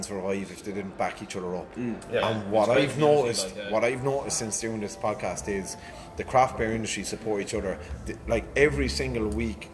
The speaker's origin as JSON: {"language": "English", "town": "Cork", "region": "Munster", "country": "Ireland", "tie": "born or raised there", "said": "I grew up in Cork"}